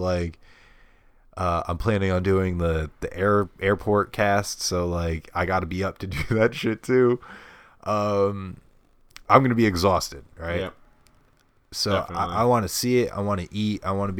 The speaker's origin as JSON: {"language": "English", "region": "New York", "country": "United States", "said": "I'm from New York."}